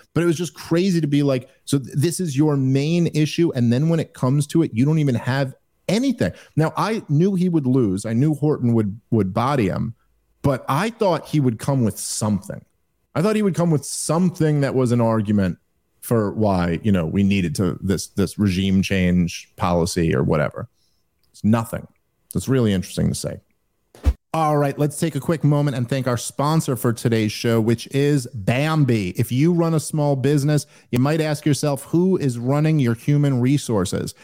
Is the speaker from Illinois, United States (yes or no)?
no; New York, United States; I'm a Jew from New York